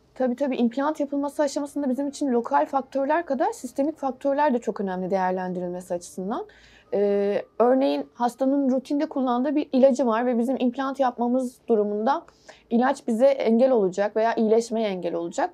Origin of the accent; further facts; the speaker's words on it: Istanbul, Turkey; 1980'de İstanbul doğumluyum.